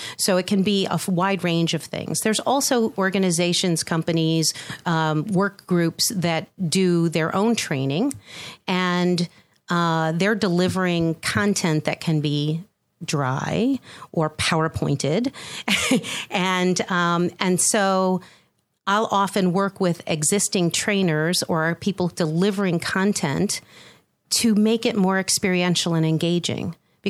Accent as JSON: {"language": "English", "town": "Boston", "region": "Massachusetts", "country": "United States", "also_born_or_lived": "Chicago / New Jersey / Netherlands", "lives_now": "Atlanta, United States", "said": "I'm originally from the Boston area, and I've lived in Chicago twice."}